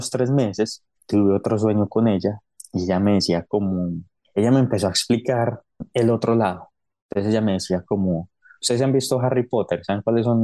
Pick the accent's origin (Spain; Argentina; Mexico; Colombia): Colombia; Medellín, Antioquia; also born or lived in Cali / Pereira / Miami; yo soy nacido en Cali, yo viví en Cali, Pereira, en Medellín, tiempo en Miami